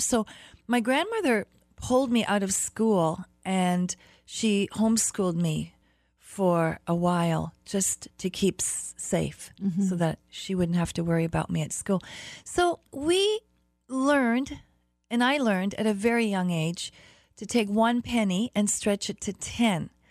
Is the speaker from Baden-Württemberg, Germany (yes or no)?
no; Berlin, Germany; moved away; also born or lived in Toronto, Canada; I grew up in Berlin, Germany. hmm that was after my mom had taken me there. I really was born in Toronto.